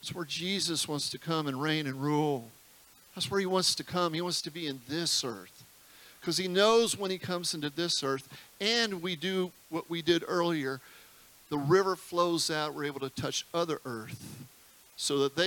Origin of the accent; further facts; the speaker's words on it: United States; being an American